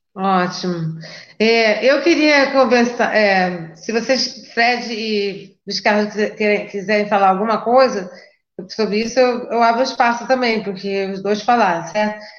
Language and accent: Portuguese; Rio de Janeiro, Brazil; moved away as an adult; eu também não sou daqui, sou do Rio de Janeiro